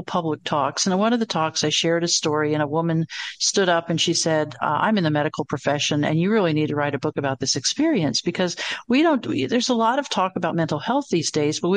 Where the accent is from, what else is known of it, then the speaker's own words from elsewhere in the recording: the South, United States; I'm from the South